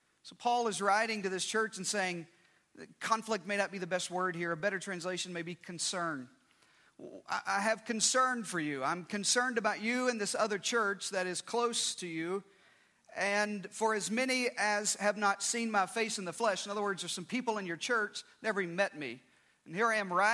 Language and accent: English; Arkansas, United States; I grew up in Arkansas